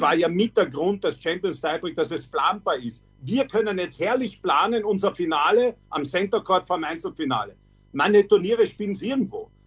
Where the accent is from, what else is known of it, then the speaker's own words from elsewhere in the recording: Austria; bei uns in Österreich